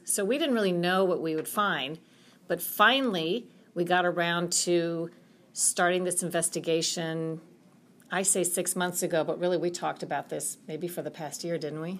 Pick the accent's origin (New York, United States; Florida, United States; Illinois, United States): Florida, United States; I'm from Florida